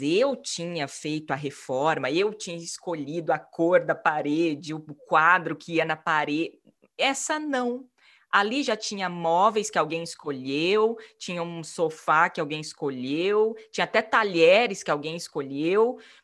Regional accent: Maringá, Paraná, Brazil; moved away as an adult; also born or lived in São Paulo / Italy; saí de Maringá, minha cidade natal

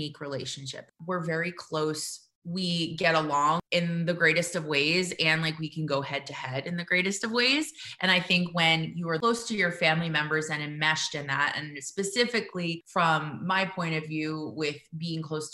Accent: New Jersey, United States; I grew up in New Jersey. I was born and raised

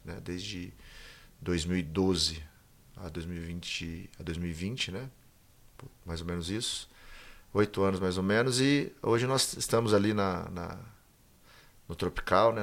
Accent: Bebedouro, São Paulo, Brazil; eu sou daqui de Bebedouro, né? Nasci aqui, fui criado aqui

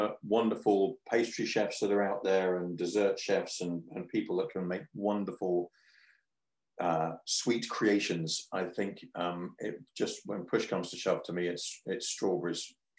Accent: Devon, South West England, United Kingdom; now in Scotland, United Kingdom; growing up in Devon

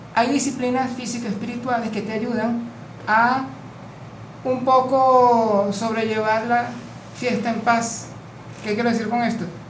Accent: Venezuela; vengo de Venezuela.

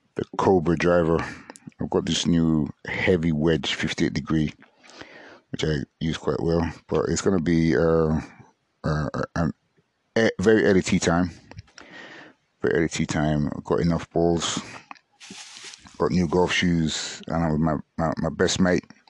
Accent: Nigeria; I'm a Nigerian

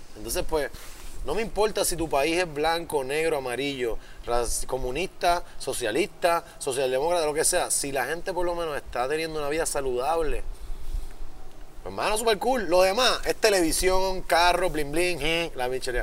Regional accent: Puerto Rico; yo soy el más boricua

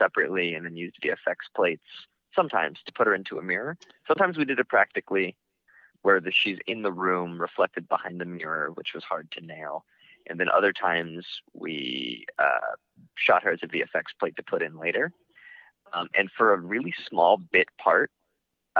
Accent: Florida, United States; I grew up in Florida

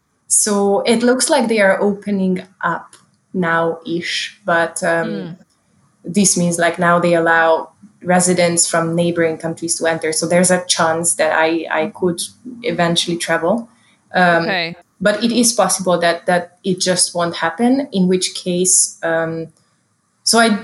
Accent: Hungary; moved away as an adult; I'm from Hungary and I was in Hungary at the time.

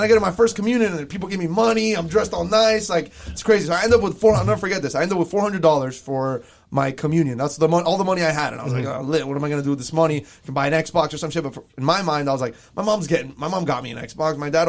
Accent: Doral, Florida, United States; also born or lived in South Miami; It was just crazy for me because I was coming from Doral. And obviously my parents get divorced. And then I end up South Miami, different home. We moved. And I just go to a brand new school, Sunset Elementary.

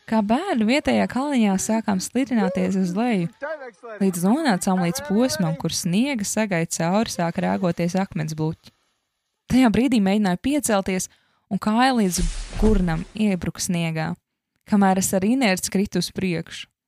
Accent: Latvia; No kurienes tu esi? Viņi man jautāja. No kalniem. Tā bija vienīgā atbilde, ko mans smadzenes tajā brīdī spēja radīt. Savāds domas un turpināja: No Latvijas, tā ir maza valstiņa Eiropā.

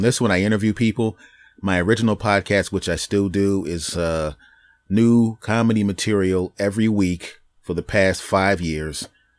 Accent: Philadelphia, Pennsylvania, United States; We're both from Philly.

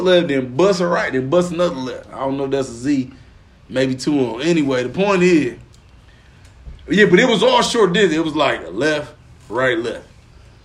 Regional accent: Pine Bluff, Arkansas, United States; moved away; we down in Pine Bluff, Arkansas, where I'm from, you feel me? Back in my birthplace

